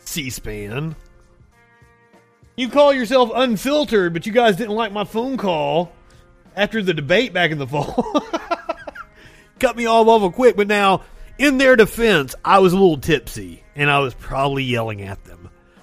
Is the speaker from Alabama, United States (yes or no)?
yes; Alabama, United States; I am a millennial from Alabama